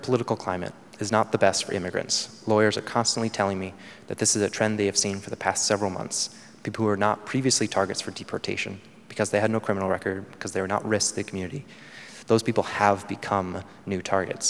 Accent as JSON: {"language": "English", "region": "Georgia", "country": "United States", "tie": "born or raised there", "said": "Growing up in Georgia, we didn't have insurance"}